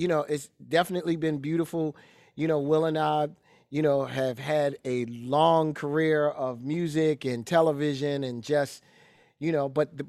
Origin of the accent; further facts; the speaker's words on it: Philadelphia, Pennsylvania, United States; growing up in Philly, you're growing up in the home of Gambling Huff, which is, you know, like growing up in Detroit with Motown.